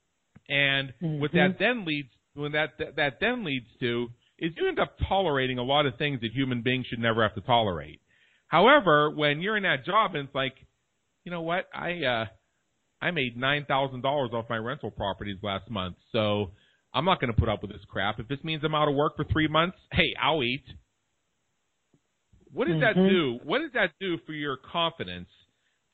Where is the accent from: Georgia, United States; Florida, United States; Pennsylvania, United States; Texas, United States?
Pennsylvania, United States; Pittsburgh; moved away as an adult; now in Las Vegas, United States; I'm from Pittsburgh, Pennsylvania. I lived there for the first